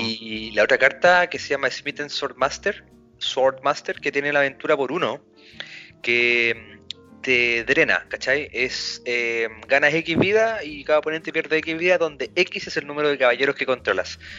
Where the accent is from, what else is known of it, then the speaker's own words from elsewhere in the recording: Salamanca, Castile and León, Spain; los que somos de Salamanca, el Team Salamanca